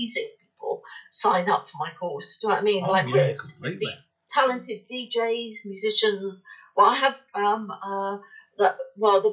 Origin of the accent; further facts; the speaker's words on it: West Country, South West England, United Kingdom; accent: West Country; my West Country accent